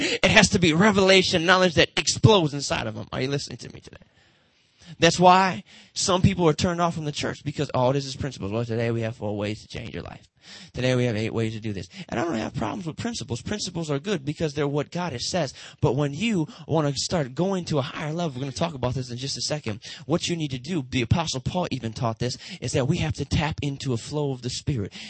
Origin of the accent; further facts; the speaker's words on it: Detroit, Michigan, United States; Motown. That's where I'm from